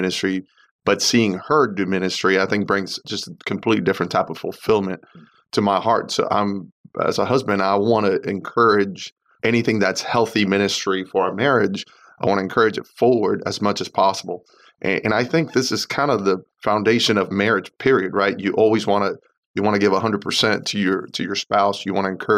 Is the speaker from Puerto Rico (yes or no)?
yes; Puerto Rico; now in United States; We grew up in Puerto Rico